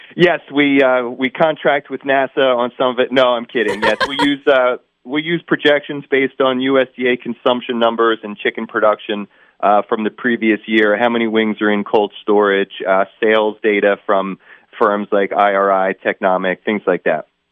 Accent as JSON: {"language": "English", "region": "Northeast", "country": "United States", "said": "I'm from the Northeast"}